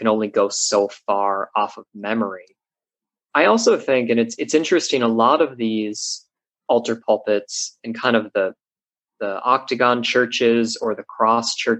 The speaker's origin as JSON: {"language": "English", "country": "United States", "said": "I'm an American"}